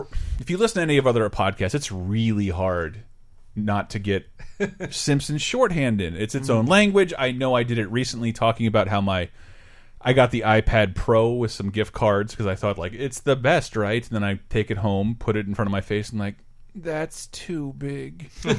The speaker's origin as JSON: {"language": "English", "town": "Tallahassee", "region": "Florida", "country": "United States", "tie": "born or raised there"}